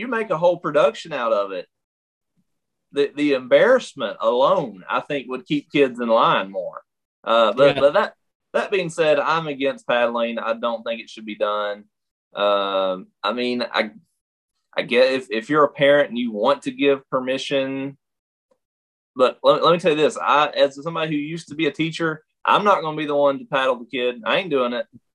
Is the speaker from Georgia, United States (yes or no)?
no; Eastern Kentucky, United States; we're from Eastern Kentucky, where three of the four districts that allow paddling are eastern part of the state